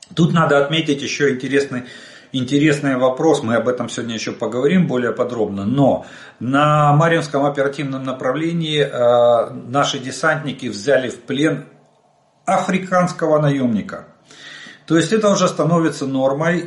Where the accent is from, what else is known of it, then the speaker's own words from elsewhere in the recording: Ukraine; мы из Украины.